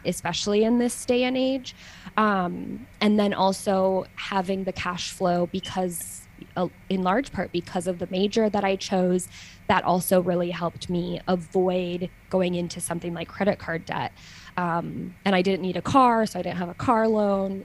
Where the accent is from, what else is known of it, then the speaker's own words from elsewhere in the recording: United States; moved away as an adult; now in Switzerland; now I'm an American who lives in Switzerland